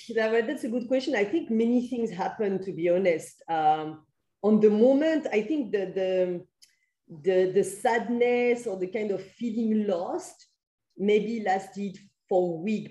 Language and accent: English; France; moved away; I'm from France where we have like uh, permanent contracts and things like